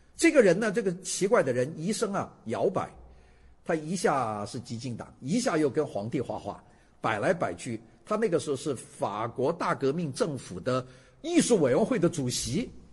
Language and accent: Chinese; China; 我们中国人